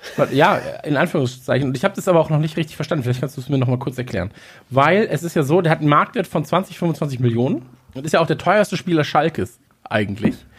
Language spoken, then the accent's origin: German; North Rhine-Westphalia, Germany; wir kommen ja aus äh, aus Nordrhein-Westfalen